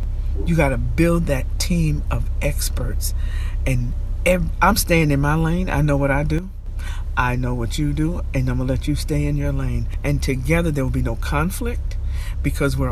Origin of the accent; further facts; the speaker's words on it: Albany, New York, United States; I grew up in the South End, and I grew up in Arbor Hill.